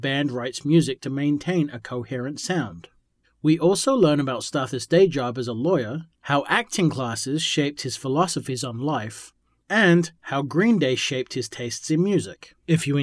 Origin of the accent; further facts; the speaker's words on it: England, United Kingdom; moved away; I'm actually from England originally